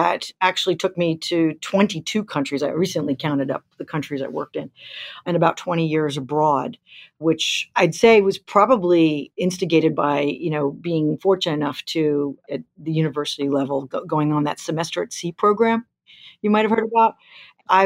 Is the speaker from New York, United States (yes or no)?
yes; New York, United States; moved away as an adult; came back to New York, my hometown